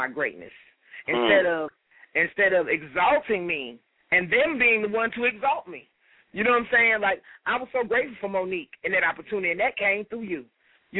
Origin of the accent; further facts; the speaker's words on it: Atlanta, Georgia, United States; I'm from Atlanta.